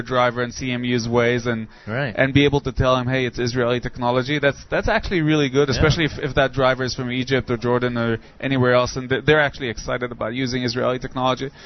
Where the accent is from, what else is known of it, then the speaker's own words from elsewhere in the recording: Nigeria; moved away; I grew up in Nigeria